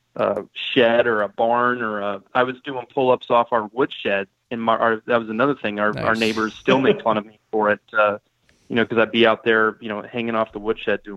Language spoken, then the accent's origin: English; Southern California, United States; moved away; I grew up in Southern California